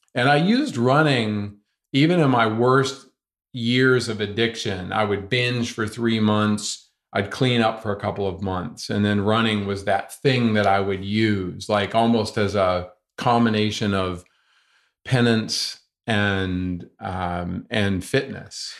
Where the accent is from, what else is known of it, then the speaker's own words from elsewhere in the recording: North Carolina, United States; I grew up here in North Carolina